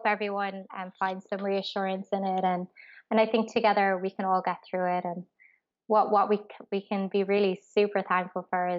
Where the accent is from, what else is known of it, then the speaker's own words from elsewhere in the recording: Ireland; moved away as an adult; as an expat, like I'm from Ireland